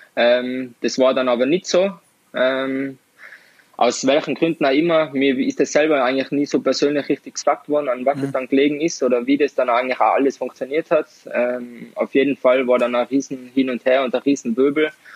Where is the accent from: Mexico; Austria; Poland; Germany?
Austria; Tyrol; accent: Tirolerisch; bei uns in Tirol